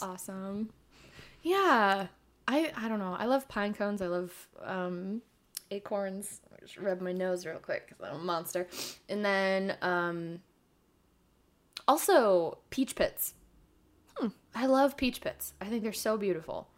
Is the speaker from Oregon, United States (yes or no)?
yes; Eugene, Oregon, United States; I was raised in Eugene, Oregon